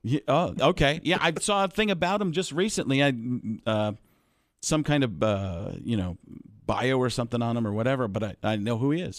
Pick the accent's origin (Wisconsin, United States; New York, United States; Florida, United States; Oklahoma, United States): Wisconsin, United States; Waukesha; I grew up in Waukesha, Wisconsin.